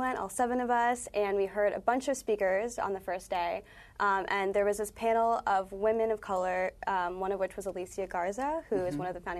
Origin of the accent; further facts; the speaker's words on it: New York, United States; I'm from the Lower East Side, so not Brooklyn, but it's close enough